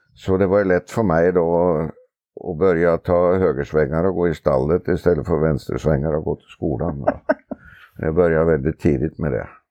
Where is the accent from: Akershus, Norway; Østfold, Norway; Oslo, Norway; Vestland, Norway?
Oslo, Norway; moved away as an adult; Jag är från Oslo från början och eh, växte upp innanför staketet på travbanan faktiskt